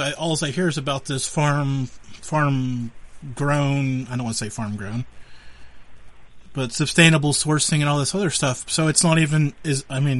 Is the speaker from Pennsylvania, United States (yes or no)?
yes; Western Pennsylvania, United States; I'm from Western Pennsylvania, not necessarily the seafood capital of the world.